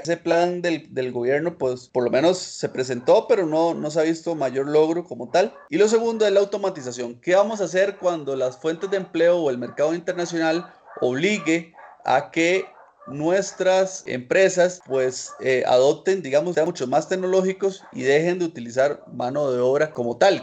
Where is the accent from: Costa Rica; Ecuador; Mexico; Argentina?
Costa Rica